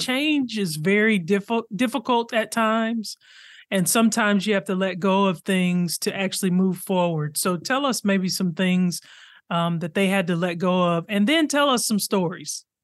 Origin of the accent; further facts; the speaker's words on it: Arkansas, United States; I grew up in Arkansas